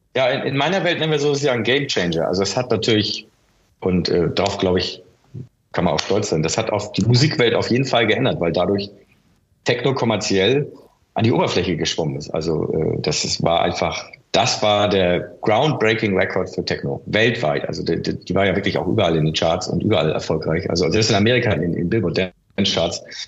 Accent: Hamburg, Germany; Ich bin in Hamburg-Wilhelmsburg aufgewachsen

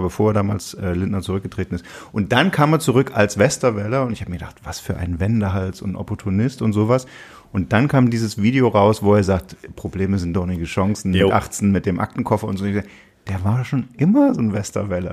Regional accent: Saxony, Germany; als Sachse

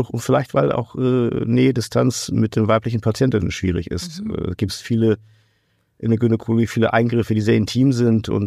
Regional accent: Portugal; Also ich komme aus Portugal, ich war selbst in Portugal zum Rekrutieren.

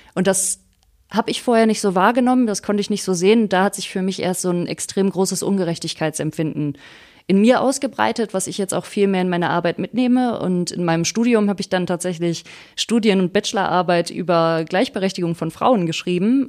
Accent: Wuppertal, North Rhine-Westphalia, Germany; Ich bin ähm, am Katernberg geboren, also in einer Gegend, wo es den Menschen relativ gut geht. Dann bin ich auf die Grundschule dort gegangen, dann aufs Gymnasium

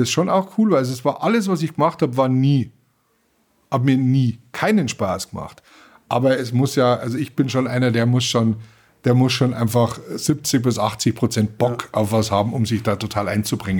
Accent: Germany; bei uns in Deutschland

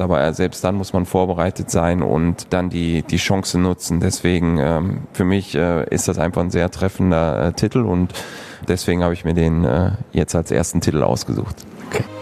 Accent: Moers, North Rhine-Westphalia, Germany; also born or lived in San Jose; now in Krefeld, Germany; Stadtmitte. Ich bin auf der Landwehrstraße ähm, aufgewachsen

